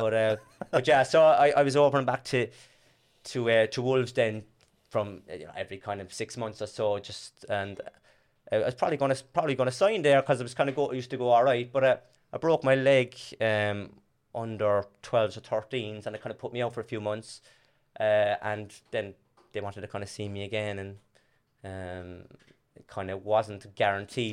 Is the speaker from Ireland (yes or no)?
yes; Cork, Munster, Ireland; also born or lived in Blarney Street, Cork; now in Australia; I'm from Torrendale in Dublin Hill